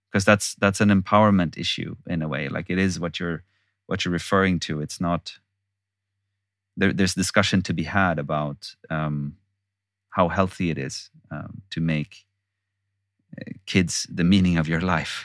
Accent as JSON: {"language": "English", "country": "Sweden", "tie": "born or raised there", "said": "I'm born and raised in Sweden."}